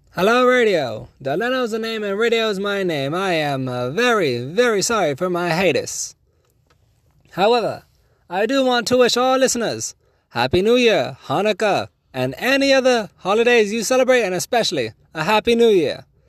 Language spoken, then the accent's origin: English; United States; a proud American